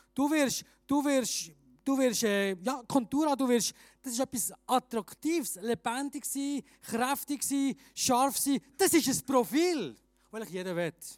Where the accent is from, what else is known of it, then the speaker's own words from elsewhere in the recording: Bern, Switzerland; moved away as an adult; also born or lived in Graubünden; now in Chur, Switzerland; ich bin ursprünglich Berner